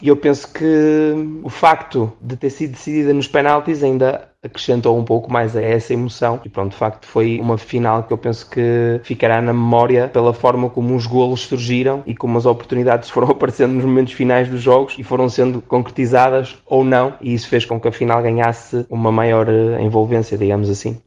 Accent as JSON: {"language": "Portuguese", "country": "Portugal", "said": "Sendo eu português"}